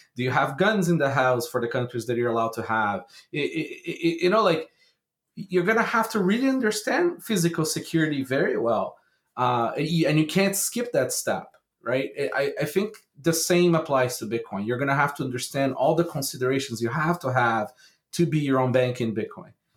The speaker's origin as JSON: {"language": "English", "country": "Brazil", "tie": "born or raised there", "said": "I grew up in Brazil."}